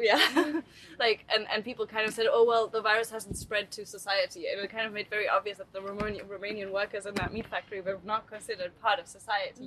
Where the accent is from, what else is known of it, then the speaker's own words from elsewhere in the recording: South Africa; now in Germany; I grew up in South Africa